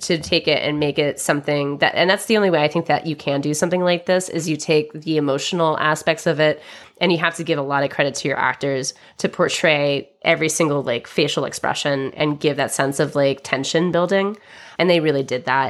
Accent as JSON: {"language": "English", "country": "United States", "said": "I'm American"}